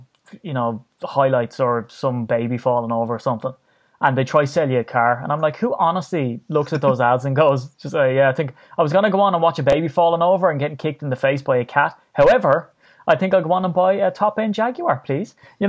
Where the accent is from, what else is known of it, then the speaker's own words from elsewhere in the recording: Ireland; Yeah, I'm Irish.